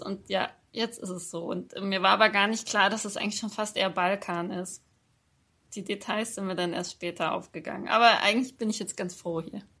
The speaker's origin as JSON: {"language": "German", "country": "Germany", "accent": "Hochdeutsch (German, 'Piefke')", "moved": "as an adult", "lives_now": "Austria"}